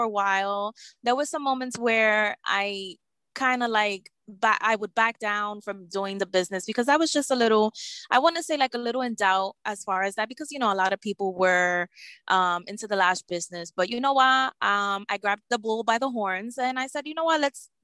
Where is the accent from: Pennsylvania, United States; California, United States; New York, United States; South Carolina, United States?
New York, United States; New York City; also born or lived in Bronx, New York; I was born and raised in Brooklyn, New York. I'm currently residing in the Bronx